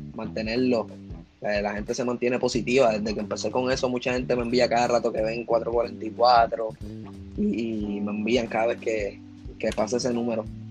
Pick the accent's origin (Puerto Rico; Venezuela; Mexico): Puerto Rico; yo soy de Puerto Rico